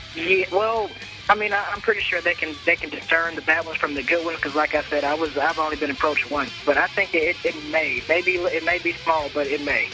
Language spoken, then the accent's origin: English; Chicago, Illinois, United States; now in Alabama, United States; I'm from Chicago, and I grew up in a pretty bad neighborhood in Chicago.